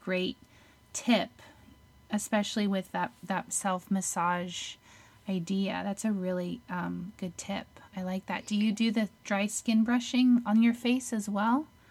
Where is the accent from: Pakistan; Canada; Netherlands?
Netherlands; moved away; I'm from Holland